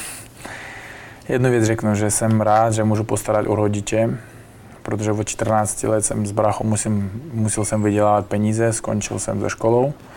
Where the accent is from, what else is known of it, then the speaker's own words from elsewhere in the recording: Bukhara, Bukhara Region, Uzbekistan; Czech is a second language; moved away as an adult; now in Prague, Czech Republic; odkud já pocházím, Buchara, město